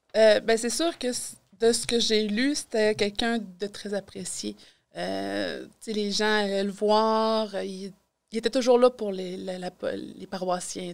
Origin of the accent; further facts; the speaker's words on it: Quebec City, Quebec, Canada; moved away as an adult; now in Amos, Canada; je suis originaire de Québec.